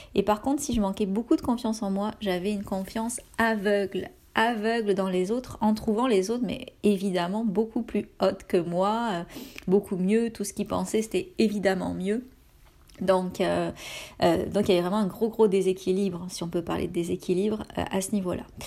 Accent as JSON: {"language": "French", "country": "France", "moved": "as an adult", "lives_now": "Canada"}